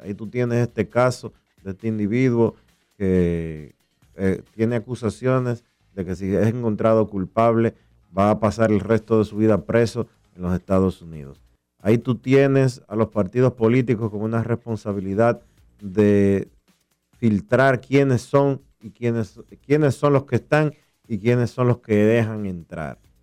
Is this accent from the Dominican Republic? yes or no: yes; Dominican Republic